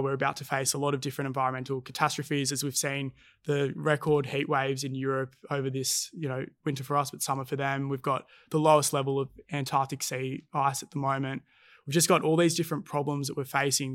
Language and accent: English; Cronulla, New South Wales, Australia; growing up in Cronulla